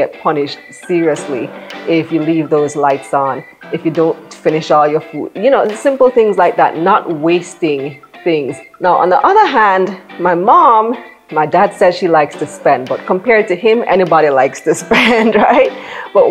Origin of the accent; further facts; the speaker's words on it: Belize; moved away as an adult; now in Jamaica; I'm actually from Belize, born and raised